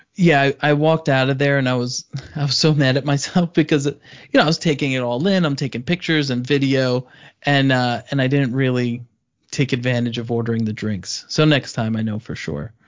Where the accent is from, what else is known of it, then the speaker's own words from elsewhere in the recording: New York, United States; I'm Italian from New York